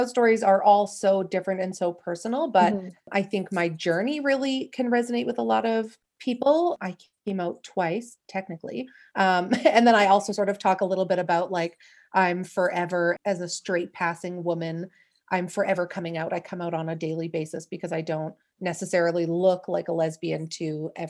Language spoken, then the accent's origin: English; Calgary, Alberta, Canada; I'm from Calgary in Canada.